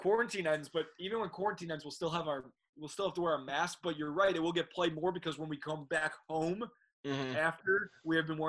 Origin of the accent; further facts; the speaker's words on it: Chicago, Illinois, United States; growing up in Chicago.